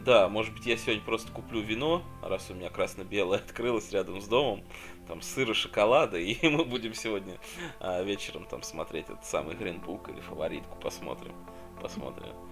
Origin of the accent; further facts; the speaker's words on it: Tula, Tula Oblast, Russia; откуда я родом